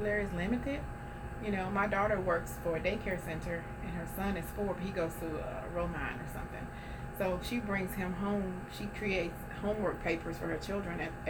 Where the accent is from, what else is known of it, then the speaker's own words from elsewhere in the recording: New Orleans, Louisiana, United States; I come from Holly Grove